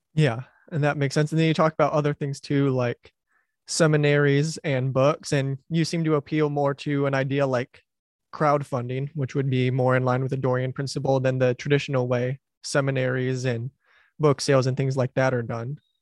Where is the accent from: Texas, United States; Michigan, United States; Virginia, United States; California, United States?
Michigan, United States; Wayne County; moved away; my parents still live where I grew up in Wayne County, which is the county where Detroit is in Michigan